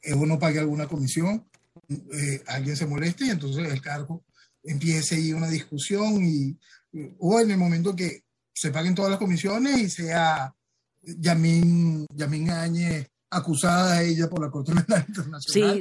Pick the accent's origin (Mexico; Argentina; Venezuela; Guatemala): Venezuela